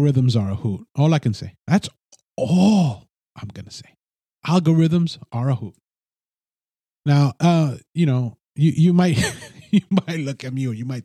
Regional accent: United States; I'm a Hispanic American

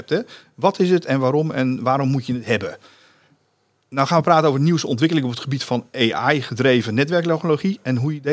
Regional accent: South Africa; Dutch is a second language; Ik ben een Zuid-Afrikaan

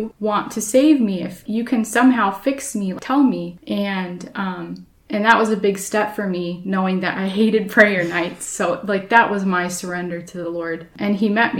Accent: Portland, United States; I grew up at church in Philadelphia, at Philadelphia Church in Portland

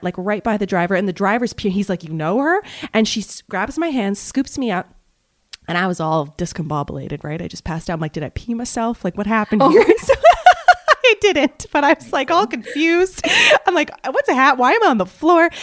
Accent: Montreal, Quebec, Canada; moved away as an adult; also born or lived in Toronto / Vancouver / Malaysia; I'm from Montreal.

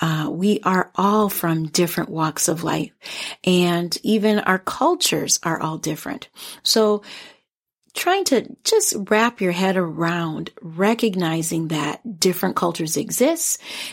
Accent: Minnesota, United States; I am a proud immigrant Liberian American woman, and although I grew up here in the Twin Cities area, I still identify Liberian.

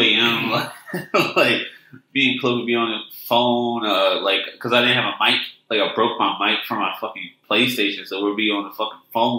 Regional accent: Philadelphia, Pennsylvania, United States; moved away as an adult; also born or lived in State College; now in Los Angeles, United States; I grew up in Philly

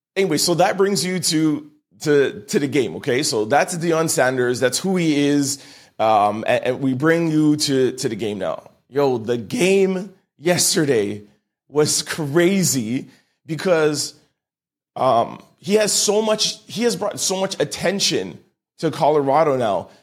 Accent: Canada; I'm Canadian

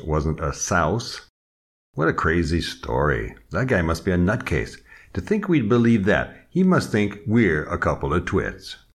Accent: Des Moines, Iowa, United States; also born or lived in Chicago / Omaha / San Diego; now in France; I was born in Des Moines, Iowa

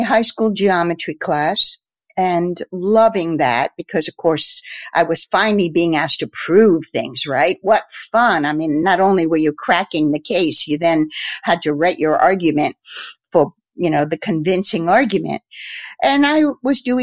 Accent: Norwich, Connecticut, United States; moved away; also born or lived in New York; I'm originally from Norwich, Connecticut. And I live actually not far from my old hometown now

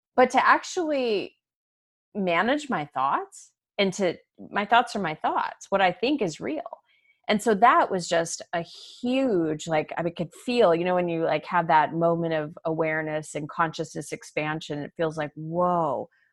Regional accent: Arizona, United States; moved away as an adult; also born or lived in Chicago; I was born and raised in Arizona, I moved to Chicago after college

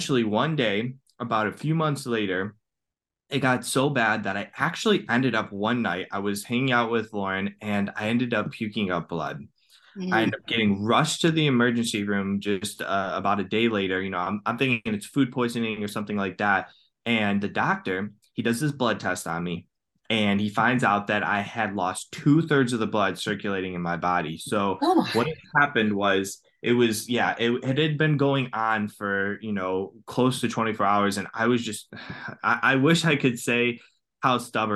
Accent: Cleveland, Ohio, United States; I'm from Cleveland, Ohio

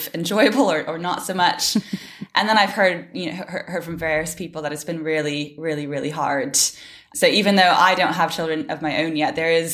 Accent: Canada; moved away as an adult; now in Cambridge, United Kingdom; I'm from Canada originally, but based in Cambridge now in the UK. I've been here for about nearly 6 years now

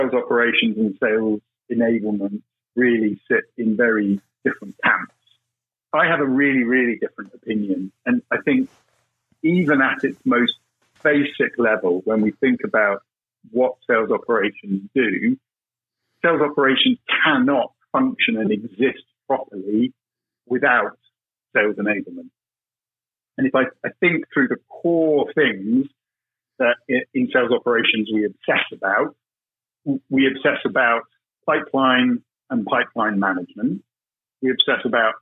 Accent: United Kingdom; accent: British; Being British, as you can probably tell by my accent

